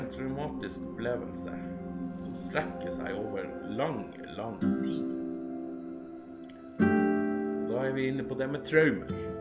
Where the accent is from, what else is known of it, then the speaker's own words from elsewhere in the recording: Alta, Finnmark, Norway; now in Tjeldsund, Norway; Jeg er opprinnelig fra Alta